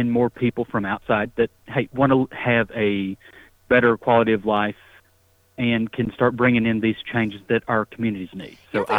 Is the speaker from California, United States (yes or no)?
no; Tennessee, United States; my home state, and as someone who lived in Middle Tennessee for many years